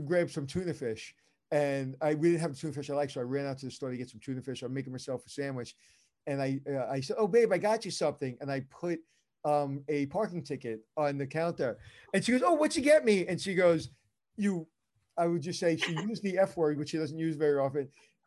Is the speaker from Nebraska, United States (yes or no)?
no; New York City, New York, United States; I'm from Brooklyn